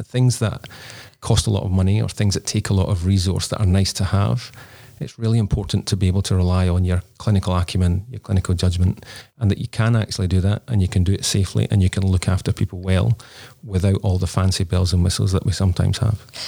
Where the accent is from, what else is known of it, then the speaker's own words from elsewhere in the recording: Scotland, United Kingdom; now in Australia; we're both Scottish originally, so we don't have family in Australia.